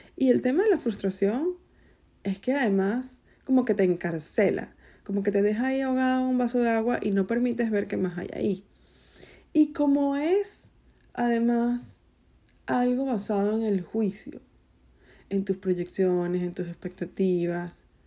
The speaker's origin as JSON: {"language": "Spanish", "country": "Venezuela", "said": "soy venezolana"}